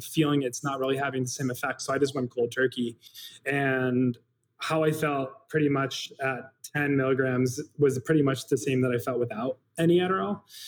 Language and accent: English; Chicago, Illinois, United States; growing up in the South Side of Chicago.